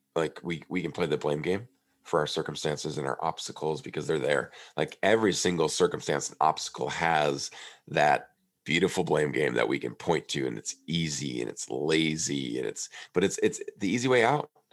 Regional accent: Prairie du Chien, Wisconsin, United States; I was back in my hometown of Prairie du Chien, Wisconsin

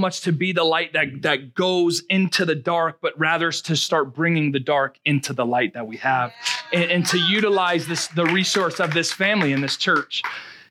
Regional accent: Rhode Island, United States; moved away as an adult; now in Marshfield, United States; I'm from Rhode Island

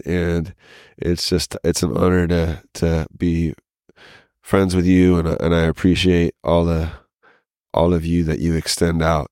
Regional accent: Lafayette, Louisiana, United States; moved away; also born or lived in South Carolina; I grew up mostly in Lafayette

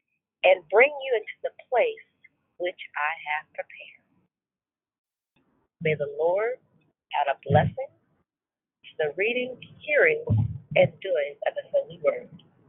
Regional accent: Arizona, United States; I'm a teacher from Arizona.

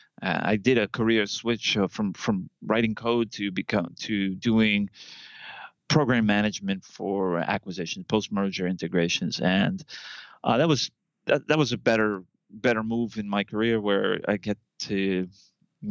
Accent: Long Island, New York, United States; moved away as an adult; also born or lived in Boston / Brooklyn / Manhattan; Long Island, born and bred in Long Island

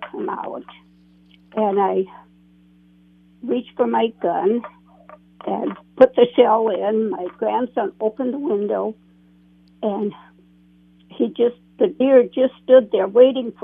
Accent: Foley, Minnesota, United States; I grew up in the Foley area

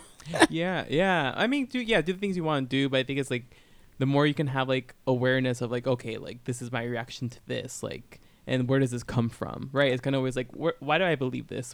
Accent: Southern California, United States; I grew up in Southern California

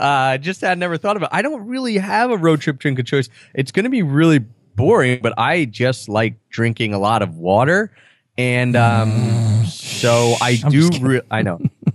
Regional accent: Pennsylvania, United States; it's just that I'm in my home state. Even though I don't know that area that well, like Chambersburg area, I've probably been through there like three times.

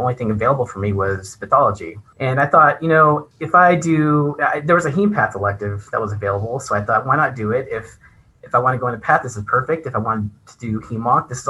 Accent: Texas, United States; moved away as an adult; also born or lived in Cleveland, Ohio; now in Albuquerque, United States; I grew up in Texas, as you might know. I did all my schooling in Texas

